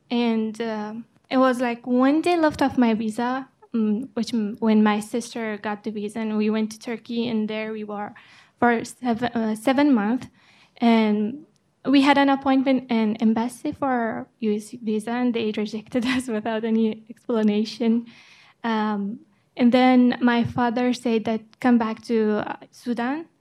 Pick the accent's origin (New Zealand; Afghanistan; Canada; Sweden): Afghanistan; English is a second language; now in United States; I'm from Afghanistan, and I'm nineteen years old